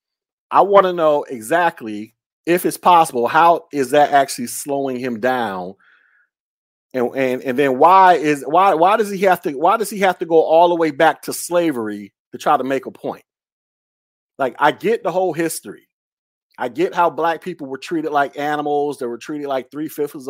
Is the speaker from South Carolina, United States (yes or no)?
no; Florida, United States; also born or lived in Alabama; I'm from Florida. I live in Florida, so we both live in the South